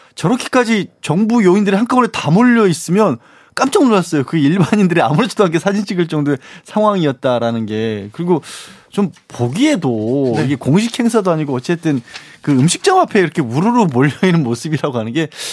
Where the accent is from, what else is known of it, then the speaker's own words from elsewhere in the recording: Suncheon, South Jeolla, South Korea; moved away; 거기가 제 고향이다 보니까